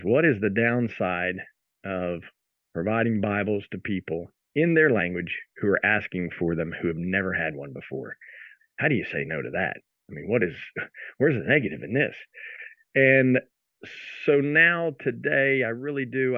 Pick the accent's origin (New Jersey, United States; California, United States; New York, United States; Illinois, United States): New Jersey, United States; moved away as an adult; also born or lived in Philadelphia; grew up in South Jersey, graduated high school up there